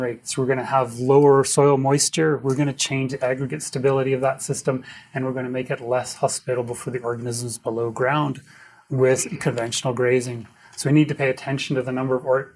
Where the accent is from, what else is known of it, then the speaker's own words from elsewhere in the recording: Edmonton, Alberta, Canada; I'm from Edmonton